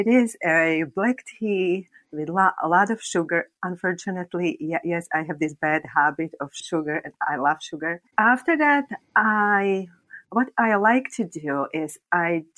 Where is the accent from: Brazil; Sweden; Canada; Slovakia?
Slovakia; English is a second language; I am from Slovakia